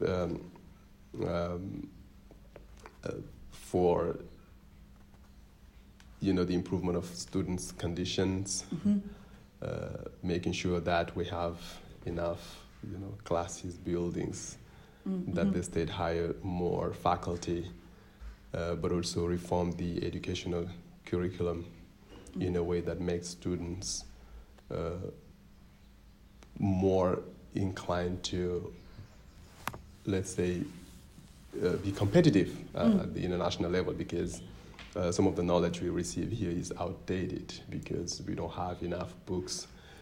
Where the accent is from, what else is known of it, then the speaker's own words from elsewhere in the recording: Ziguinchor, Senegal; English is a second language; moved away as an adult; now in United States; I am born and raised in Gigenchor in southern Senegal. I am Senegalese and I am Djola